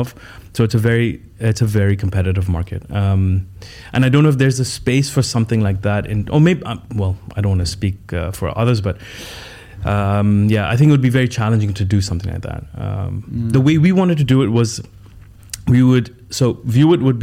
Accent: Dubai, United Arab Emirates; also born or lived in Canada; I grew up in Dubai, then I went to Canada for uni, and then I came back in like 2005

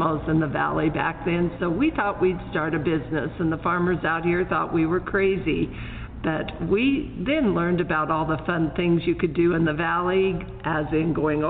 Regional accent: Loma, Colorado, United States; I was raised in Loma, Colorado, on the western slope.

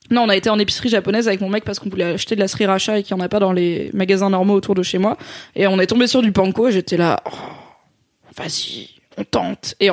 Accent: Grand Est, France; accent: Alsatian; je suis alsacienne, mais jamais l'accent alsacien il remonte quoi. Ça, ça n'arrive 0% euh, du temps.

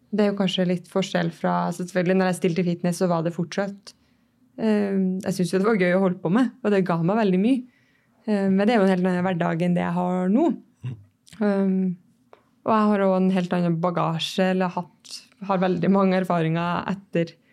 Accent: Levanger, Trøndelag, Norway; moved away as an adult; also born or lived in Oslo; jeg er fra Levanger. 26 år

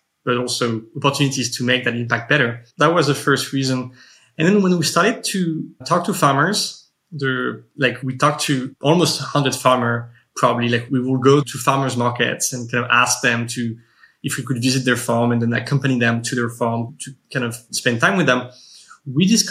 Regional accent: suburbs of Paris, Île-de-France, France; moved away as an adult; now in United States; I grew up in the suburbs of Paris for most of my life.

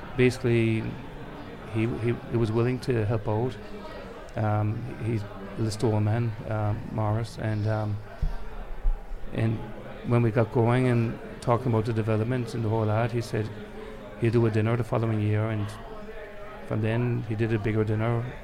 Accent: Ireland; also born or lived in Sunnyside, Queens, New York, United States; When we moved home from America in 1975

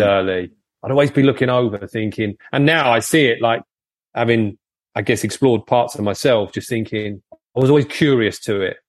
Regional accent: Folkestone, South East England, United Kingdom; I'm always been Folkestone based, so nearly in France

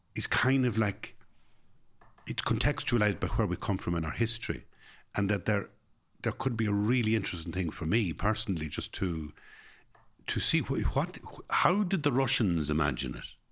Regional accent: Ireland

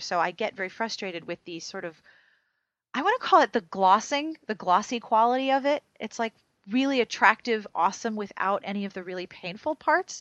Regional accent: Pennsylvania, United States; my home state

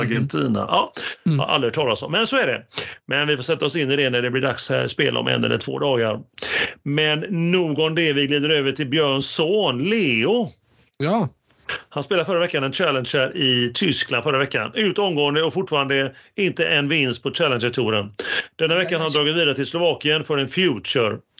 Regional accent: Gothenburg, Västra Götaland, Sweden; som vi göteborgare säger, trökiga

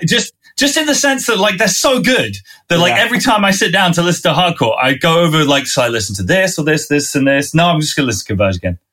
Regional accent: Winchester, South East England, United Kingdom; accent: southerner; I'm a southerner from this country. I grew up in Winchester, which is south of London

